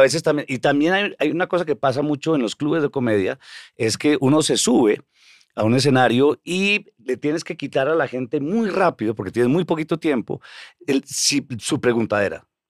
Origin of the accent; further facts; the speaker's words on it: Colombia; moved away as an adult; now in New York, United States; yo soy de Colombia